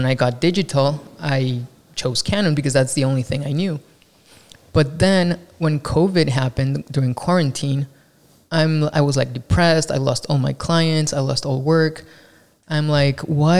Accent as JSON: {"language": "English", "country": "Mexico", "second_language": "English", "moved": "as an adult", "lives_now": "Los Angeles, United States", "said": "I'm not from Los Angeles. I am from Mexico, and I moved here, I think 2015 or 16."}